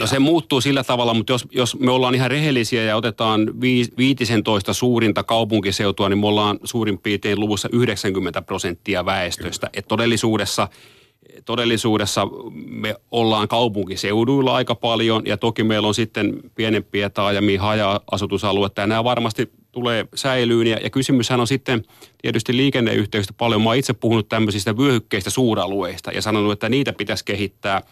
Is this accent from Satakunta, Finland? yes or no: no; Tampere, Pirkanmaa, Finland; moved away; vanha kotikaupunkini Tampere